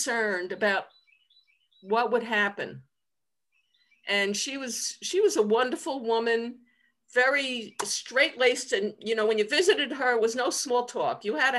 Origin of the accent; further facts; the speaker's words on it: Long Island, New York, United States; moved away as an adult; also born or lived in Nassau County; I grew up on Long Island, which is outside of New York City